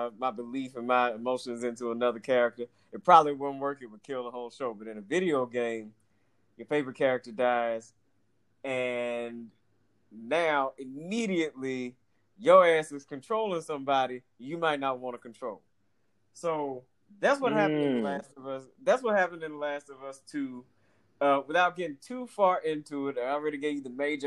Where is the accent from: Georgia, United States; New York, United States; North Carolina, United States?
Georgia, United States; Atlanta; growing up in Atlanta